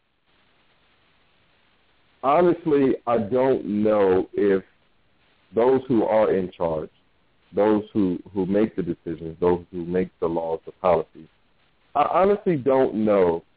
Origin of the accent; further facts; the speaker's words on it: Norfolk, Virginia, United States; I grew up in Norfolk, Virginia